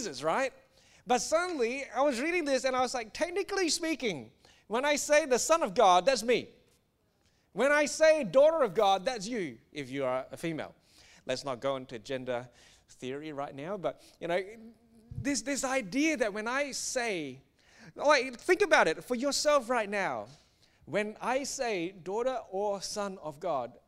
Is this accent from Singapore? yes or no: yes; Singapore; I grew up in Singapore